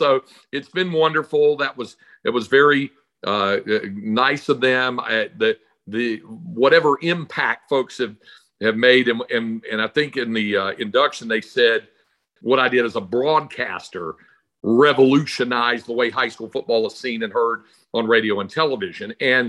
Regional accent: North Carolina, United States; moved away as an adult; now in Texas, United States; I grew up in North Carolina, but when I came out to Texas at age 18, I saw how different it was here.

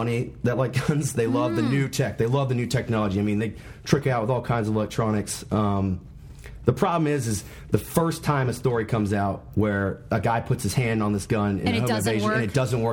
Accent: United States; now in Arlington, United States; I grew up in Carolina.

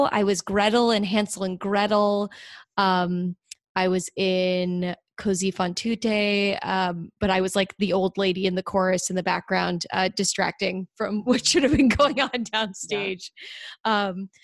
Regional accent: Dale City, Virginia, United States; I grew up in Northern Virginia, just south of Washington D.C., in a town called Dale City

